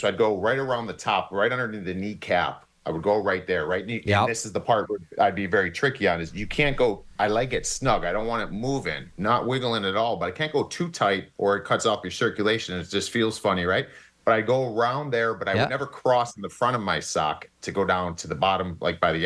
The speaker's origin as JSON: {"language": "English", "town": "Cleveland", "region": "Ohio", "country": "United States", "tie": "born or raised there", "said": "I grew up in Cleveland, Ohio"}